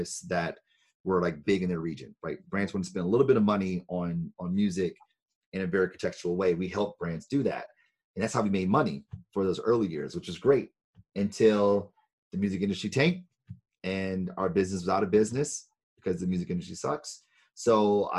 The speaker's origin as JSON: {"language": "English", "town": "Detroit", "region": "Michigan", "country": "United States", "tie": "born or raised there", "said": "I'm from Detroit, born and raised"}